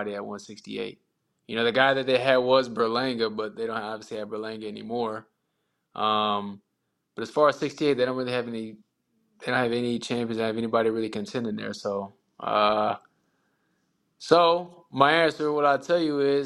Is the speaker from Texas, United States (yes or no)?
yes; El Paso, Texas, United States; moved away; I was born in El Paso